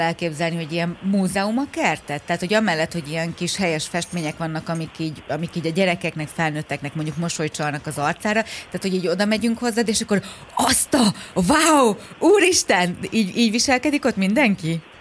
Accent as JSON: {"language": "Hungarian", "town": "Érd", "region": "Pest", "country": "Hungary"}